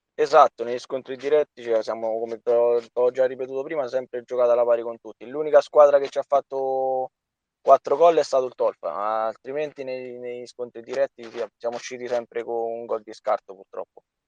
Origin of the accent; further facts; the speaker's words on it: Soriano nel Cimino, Lazio, Italy; io sono sorianese doc, quindi sono di Soriano. Ho fatto le giovanili alla Sorianese